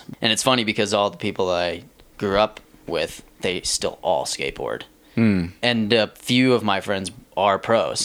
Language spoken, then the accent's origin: English; Plymouth, Massachusetts, United States; moved away as an adult; now in Lander, United States; I grew up in Plymouth, Mass, which is 30 minutes south of Boston